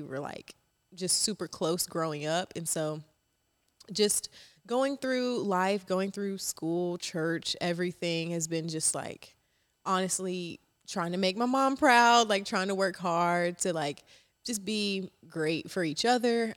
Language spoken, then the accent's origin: English; Charleston, South Carolina, United States; also born or lived in Rock Hill, South Carolina; I am from Charleston, South Carolina. I claimed Charleston 'cause I moved there when I was seven